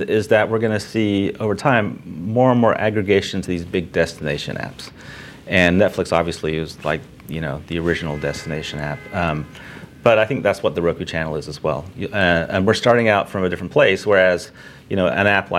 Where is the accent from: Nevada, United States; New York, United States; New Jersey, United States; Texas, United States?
Texas, United States; Houston; I went to Texas A&M and I grew up in Houston